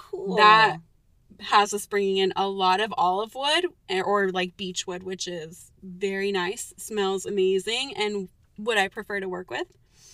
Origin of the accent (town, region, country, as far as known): California, United States